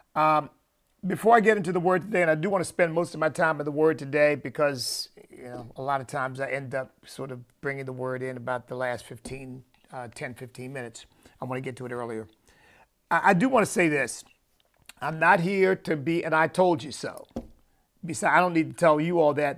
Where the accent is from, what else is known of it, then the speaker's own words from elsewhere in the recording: United States; me as an American citizen